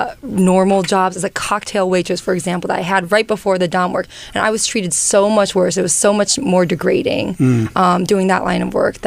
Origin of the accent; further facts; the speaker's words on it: China; born there; Well, you know, I was born in China. Both my parents were immigrants.